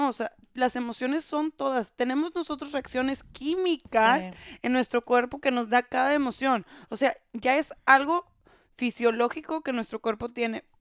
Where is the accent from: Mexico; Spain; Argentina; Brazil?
Brazil; Spanish is a second language; Soy brasileño. Yo dije, no, hay que ser profesional.